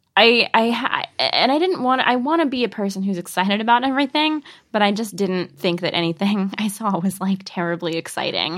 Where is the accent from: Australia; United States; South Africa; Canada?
United States; the Northwest, Pacific Northwest; I'm from the Northwest